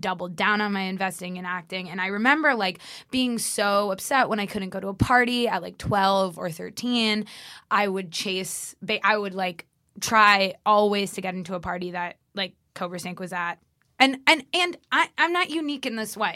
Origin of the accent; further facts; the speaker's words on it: Los Angeles, California, United States; moved away as an adult; now in New York City, United States; I grew up in Los Angeles